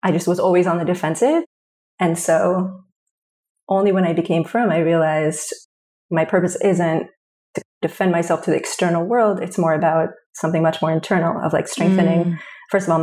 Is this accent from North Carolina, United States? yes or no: no; New Jersey, United States; I grew up in New Jersey.